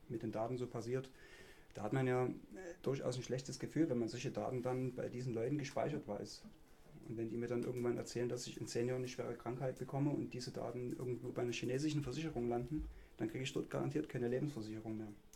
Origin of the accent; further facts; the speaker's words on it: Ottendorf-Okrilla, Saxony, Germany; Ottendorf, was mein Heimatort ist